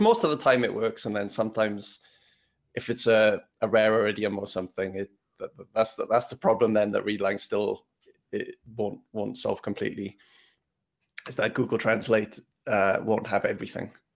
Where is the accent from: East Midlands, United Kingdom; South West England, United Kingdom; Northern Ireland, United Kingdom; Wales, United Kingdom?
Wales, United Kingdom; moved away; also born or lived in London; I come from, I grew up in Wales